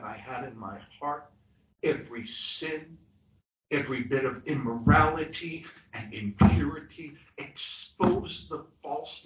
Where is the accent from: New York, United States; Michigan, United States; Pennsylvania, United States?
New York, United States; New York City; I grew up in New York City. I grew up in Brooklyn, New York.